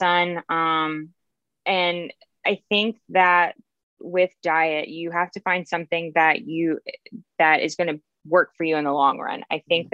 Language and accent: English; James Island, South Carolina, United States; also born or lived in Columbia, South Carolina; I'm from here. Yes. I'm from James Island.